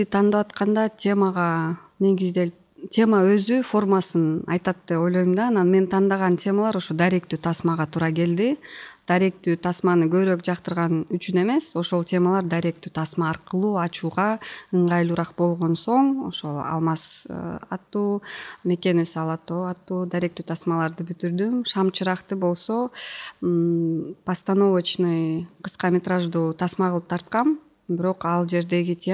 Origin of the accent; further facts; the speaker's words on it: Kyrgyzstan; moved away; also born or lived in Kyzyl-Kiya / Osh / Aksy; мен өзү кызыл кияда жашаганда ошто жашаганда аксыда жашаганда бул фергана өрөөнүн эле айланып жашап жүргөм